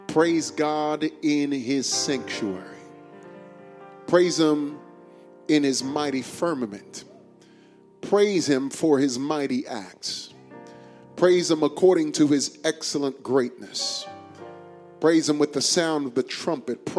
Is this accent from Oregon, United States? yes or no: no; New York, United States; now in Houston, United States; I grew up on White Castle in New York